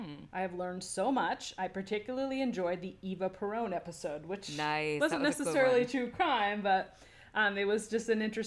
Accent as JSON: {"language": "English", "country": "South Africa", "tie": "born or raised there", "moved": "yes", "lives_now": "Lucca, Italy", "said": "I was born and raised in South Africa to Italian parents and moved to Italy a few years ago. I live in Lucca, Tuscany."}